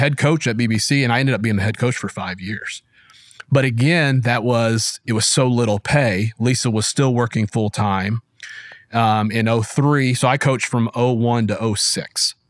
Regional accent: Springfield, Missouri, United States; I was born in Springfield, Missouri, which I still live

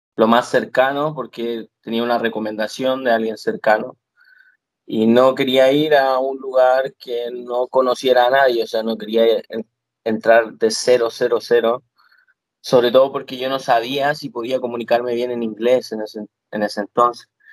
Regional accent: Chile; moved away as an adult; now in Florida, United States; vine desde Chile, que vine de tan lejos

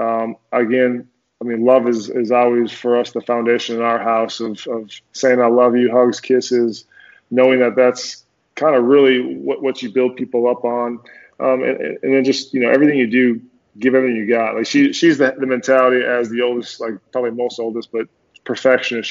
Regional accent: Minnesota, United States; moved away as an adult; also born or lived in Denver / New York / New Jersey / Tennessee; So I grew up in Minnesota, went to University of Minnesota

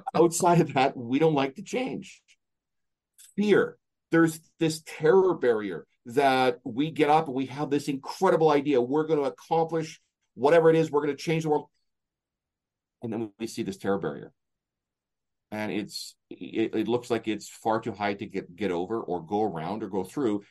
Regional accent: Canada; I'm from Canada.

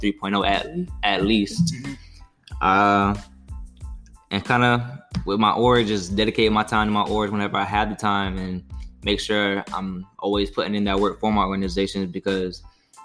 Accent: Orlando, Florida, United States; we're 2.5-3 hours away from my hometown, from Orlando

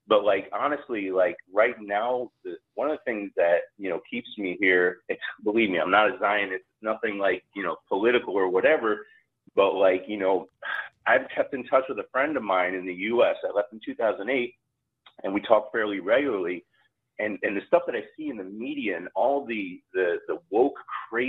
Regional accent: New York City, New York, United States; moved away as an adult; also born or lived in Austin, Texas; I grew up in New York City, and I left New York City for Austin, Texas in 2004

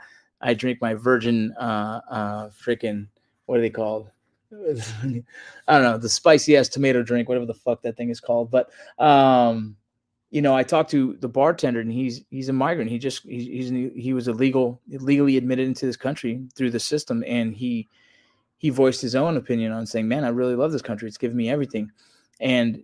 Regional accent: Los Angeles, California, United States; I grew up in Los Angeles, California

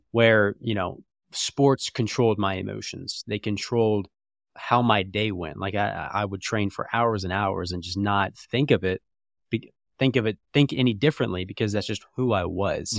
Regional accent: Jacksonville, Florida, United States; moved away as an adult; also born or lived in Atlanta / Lookout Mountain, Georgia; now in Indianapolis, United States; grew up there till I was eighteen.

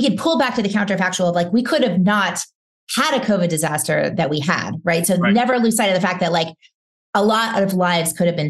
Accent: New Orleans, Louisiana, United States; moved away; I grew up in New Orleans.

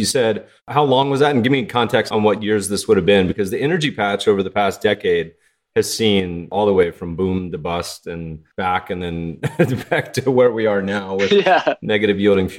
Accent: Colorado, United States; moved away; also born or lived in Lake Tahoe; I grew up partially in Colorado and lived in Tahoe for a bit and had stayed in Jackson.

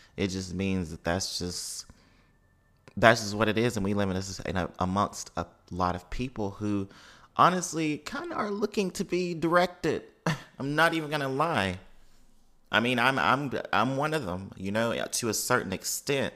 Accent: Mississippi, United States; as someone who has over five generations of family in New Orleans and then also growing up in Mississippi

